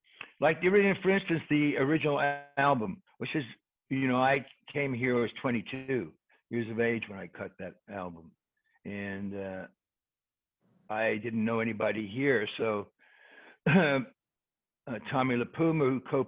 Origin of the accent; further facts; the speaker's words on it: England, United Kingdom; I'm English.